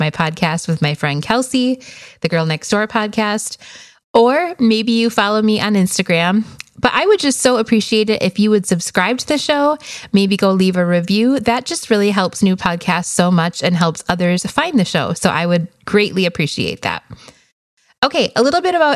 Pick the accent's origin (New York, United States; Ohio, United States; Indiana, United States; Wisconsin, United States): Wisconsin, United States; moved away as an adult; now in Phoenix, United States; We are originally from Wisconsin, but moved here to the desert in 2009, actually. So we are in a suburb of Phoenix, Arizona